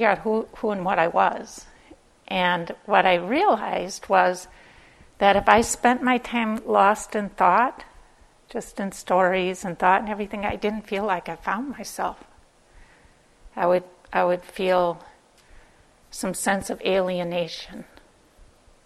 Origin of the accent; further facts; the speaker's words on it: Minnesota, United States; accent: Minnesotan; I'm from Minnesota